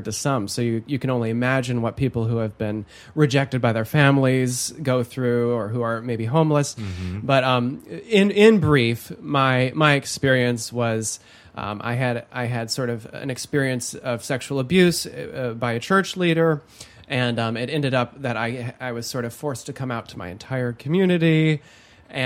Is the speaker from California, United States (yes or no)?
no; Holland, Michigan, United States; I was raised in Holland, Michigan, one of the most conservative counties in the United States.